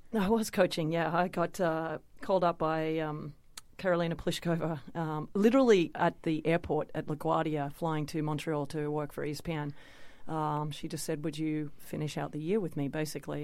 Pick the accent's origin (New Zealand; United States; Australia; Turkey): Australia; winning my first Grand Slam in front of my hometown